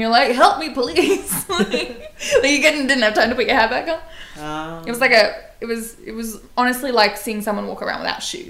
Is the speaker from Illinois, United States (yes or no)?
no; New Jersey, United States; When I was a kid in New Jersey